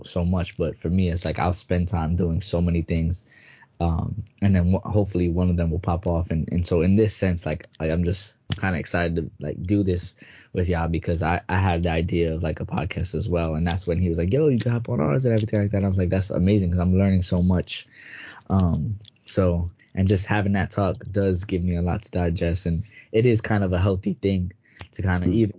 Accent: New York City, New York, United States; New York born and raised.

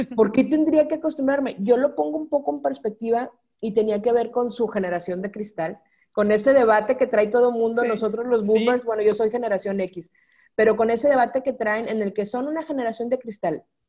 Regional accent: Sinaloa, Mexico; moved away as an adult; also born or lived in Guadalajara / Culiacán / Nuevo Laredo / Mexico City; soy sinaloense y en Sinaloa se dice marotona.

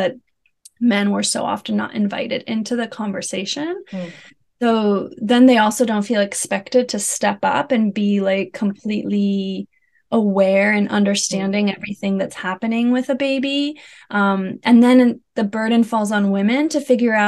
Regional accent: United States; moved away as an adult; now in Netherlands; I'm an American living in the Netherlands. We've been here for 4.5 years

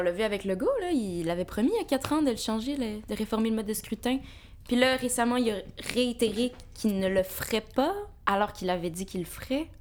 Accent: Montreal, Quebec, Canada; je suis née ici, puis mes parents sont euh, nés en Algérie

